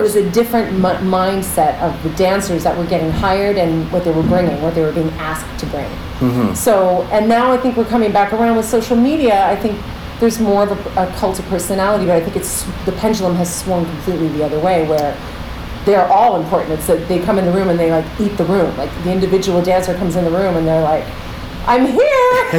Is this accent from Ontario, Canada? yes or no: yes; Pickering, Ontario, Canada; now in New York, United States; I grew up in Toronto, Canada, just outside of Toronto, in this little town called Pickering